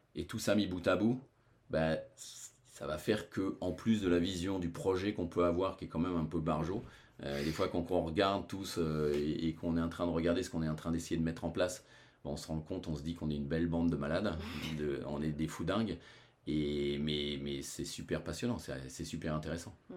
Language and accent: French; France; chez nous en France